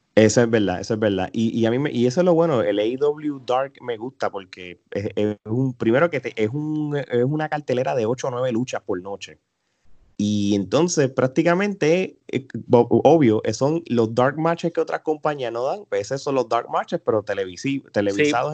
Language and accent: Spanish; Puerto Rico; los boricuas